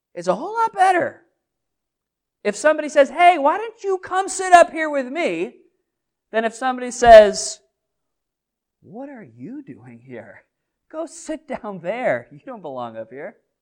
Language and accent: English; New England, United States; Most of us are New Englanders, so, and we're from the Northeast